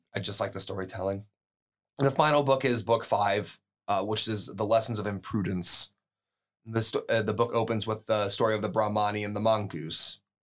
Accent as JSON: {"language": "English", "country": "United States", "said": "an American coming from America"}